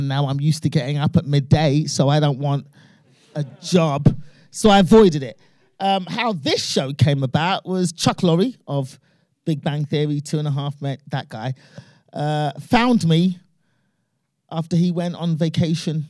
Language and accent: English; United Kingdom; I'm British born, obviously, of Nigerian immigrant parents